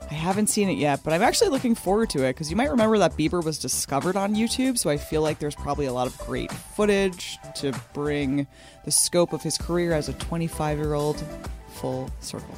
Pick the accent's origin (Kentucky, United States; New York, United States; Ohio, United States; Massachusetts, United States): New York, United States; growing up in New York